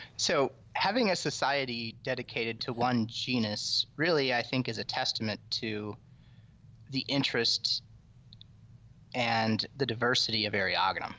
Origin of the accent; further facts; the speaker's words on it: Iowa, United States; I grew up in the middle, in Iowa